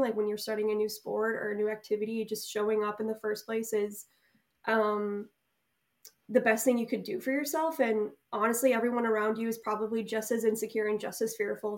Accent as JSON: {"language": "English", "town": "Delafield", "region": "Wisconsin", "country": "United States", "tie": "born or raised there", "said": "I'm currently living right outside Milwaukee, Wisconsin, in my hometown, so, um, Delafield, Wisconsin"}